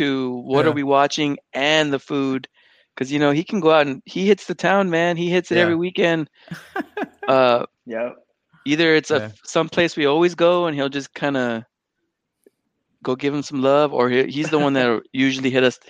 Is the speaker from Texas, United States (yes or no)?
yes; San Antonio, Texas, United States; Growing up in San Antonio, a lot of us stay in our side of town